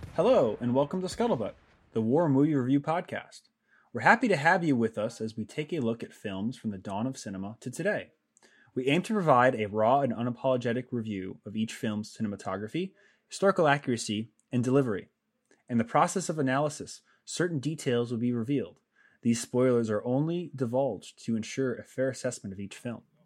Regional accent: New England, United States; growing up in New England

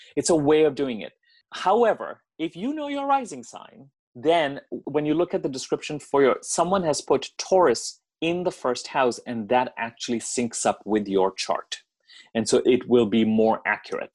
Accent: Delhi, India; moved away as an adult; now in United States; I grew up in Delhi. I grew up in India. I was there till I was 17. And then I came to the States to go to college

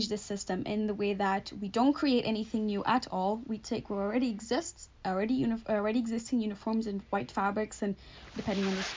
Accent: Portugal; moved away as an adult; also born or lived in Stirling; now in Scotland, United Kingdom; I'm from Portugal

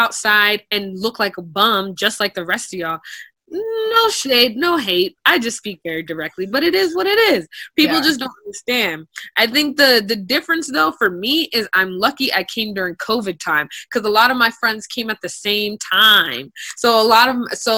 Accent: United States; moved away as an adult; also born or lived in China; me being American

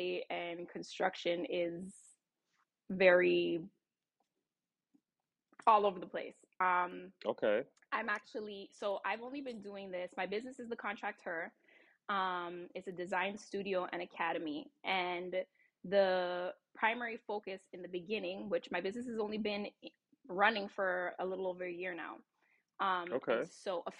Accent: Toronto, Ontario, Canada; also born or lived in California; now in Maryland, United States; I'm actually born and raised in Toronto, Canada

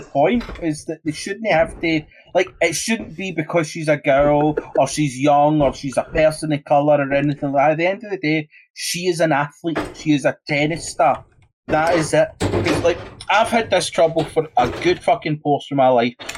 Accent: Scotland, United Kingdom; I'm fucking Scottish.

